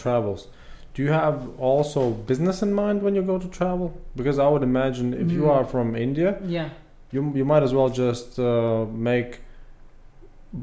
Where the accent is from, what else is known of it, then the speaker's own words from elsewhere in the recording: Latvia; I was born in the Soviet Union, but I grew up in independent Latvia